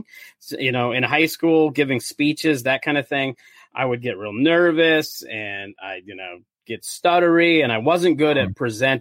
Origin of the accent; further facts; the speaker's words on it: South Dakota, United States; moved away as an adult; also born or lived in California; now in St. Paul, United States; originally, I'm from South Dakota. That's where I grew up